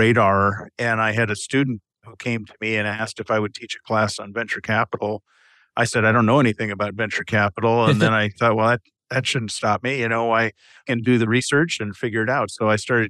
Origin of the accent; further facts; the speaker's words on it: Osseo, Wisconsin, United States; I grew up in a small dairy community in Wisconsin, west central Wisconsin, a little town called Osseo